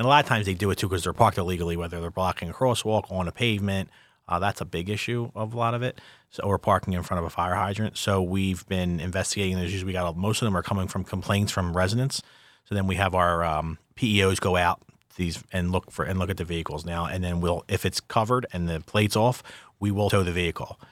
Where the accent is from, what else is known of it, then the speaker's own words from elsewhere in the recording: Philadelphia, Pennsylvania, United States; I'm from Philadelphia